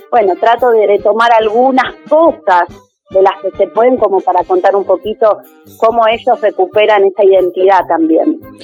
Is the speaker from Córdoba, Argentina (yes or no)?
yes; Los Hornillos, Córdoba, Argentina; del pueblo de Los Hornillos, estoy en Los Hornillos